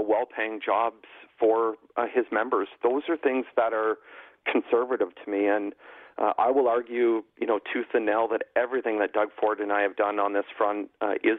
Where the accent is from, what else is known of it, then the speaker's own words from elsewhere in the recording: Newbury, Ontario, Canada; I come from southwestern Ontario. I mean, I was raised in my hometown of Newbury, like population 400 people